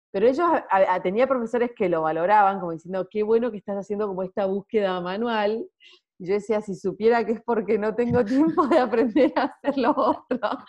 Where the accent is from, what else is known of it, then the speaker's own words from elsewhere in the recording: Salta, Argentina; moved away as an adult; now in Buenos Aires, Argentina; tengo 33 años, soy de Salta, pero vivo hace unos 15 años en Buenos Aires.